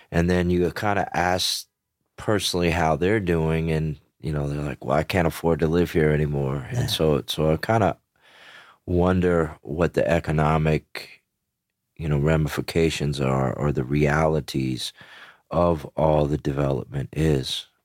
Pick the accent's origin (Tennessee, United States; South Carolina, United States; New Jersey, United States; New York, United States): Tennessee, United States; Memphis; born there; also born or lived in Greenville, Mississippi; I was born in Memphis, Tennessee, and, and moved to Greenville, Mississippi. And my father's side of the family was in a small town in Texas called Vernon.